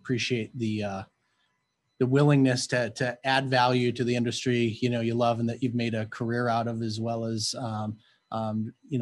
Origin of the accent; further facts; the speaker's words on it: Minnesota, United States; me growing up in Minnesota